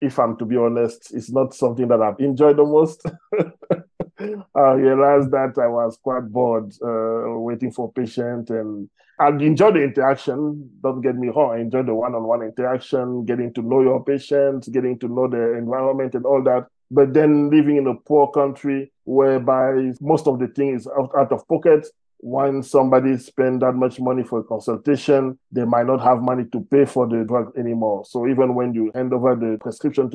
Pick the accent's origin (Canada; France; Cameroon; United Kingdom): Cameroon; accent: French; English is a second language; now in South Africa; As you can hear from my accent, I speak French. I'm from a country called Cameroon.